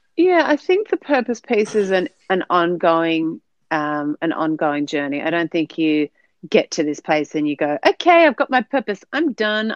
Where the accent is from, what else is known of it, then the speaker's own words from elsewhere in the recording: Sydney, New South Wales, Australia; moved away as an adult; now in New Zealand; I am an, an Aussie living in New Zealand. So hailing originally uh, from Sydney with a with a Dutch background